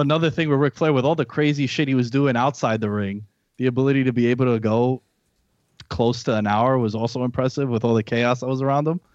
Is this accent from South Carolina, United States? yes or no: no; New York City, New York, United States; now in Long Island, United States; I'm from New York, born and raised in Queens. I live in Long Island now.